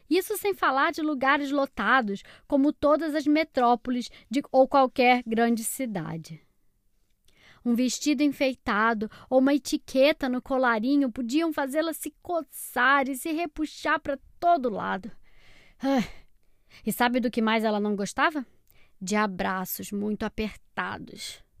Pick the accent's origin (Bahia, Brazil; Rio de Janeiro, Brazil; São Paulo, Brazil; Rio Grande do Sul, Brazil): Bahia, Brazil; Salvador; tenho seis anos, sou de Salvador, Bahia.